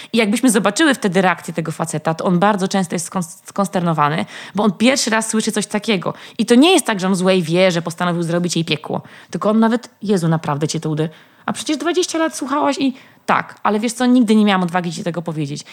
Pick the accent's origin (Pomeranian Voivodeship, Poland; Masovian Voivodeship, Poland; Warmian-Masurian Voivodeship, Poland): Masovian Voivodeship, Poland; Warsaw; skąd jestem, że z Warszawy